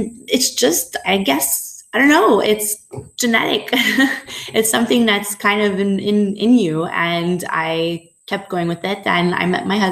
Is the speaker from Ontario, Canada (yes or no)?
no; Montreal, Quebec, Canada; moved away as an adult; also born or lived in Toronto, Canada; now in Dublin, Ireland; I grew up in Montreal, Quebec, and then moved over to Toronto where I lived for about 5 years.